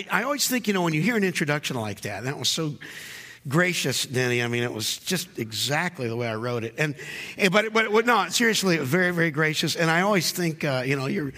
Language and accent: English; North Carolina, United States; I grew up in North Carolina